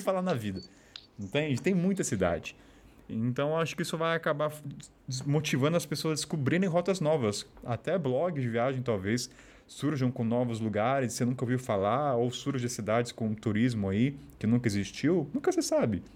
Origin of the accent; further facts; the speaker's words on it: Taubaté, São Paulo, Brazil; moved away; eu sou de Taubaté